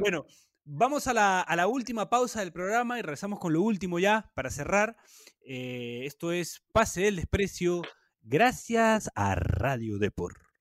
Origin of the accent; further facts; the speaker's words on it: Peru; de Perú